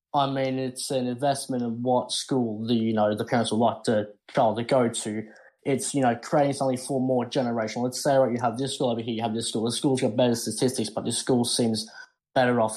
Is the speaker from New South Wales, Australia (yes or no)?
yes; Sydney, New South Wales, Australia; moved away as an adult; now in Chicago, United States; I'm originally, you know, I'm from Sydney, a city with millions of people also